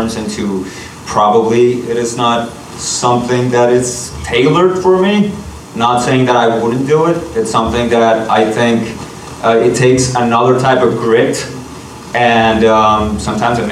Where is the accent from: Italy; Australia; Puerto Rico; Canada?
Puerto Rico; moved away; I'm from Puerto Rico